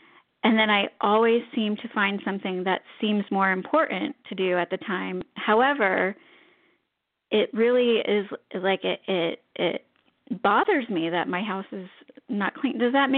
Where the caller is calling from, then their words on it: Orlando, Florida, United States; I'm calling from Orlando, Florida.